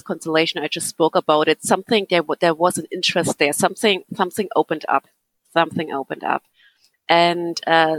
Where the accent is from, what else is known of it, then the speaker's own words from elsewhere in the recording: Berlin, Germany; English is a second language; now in Ireland; I grew up in East Berlin